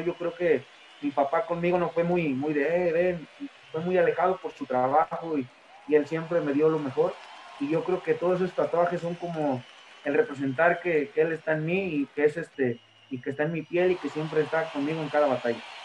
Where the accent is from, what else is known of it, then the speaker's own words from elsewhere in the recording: Tlaxcala, Mexico; Yo soy de Tlaxcala y, y llegar a Pachuca, pues eran dos horas, viajar diario